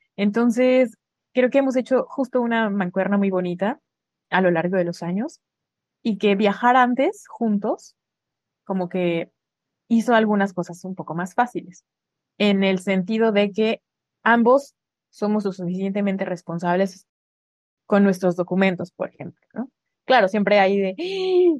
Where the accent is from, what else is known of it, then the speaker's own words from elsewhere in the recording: Mexico; moved away as an adult; Yo sí era alguien en mi país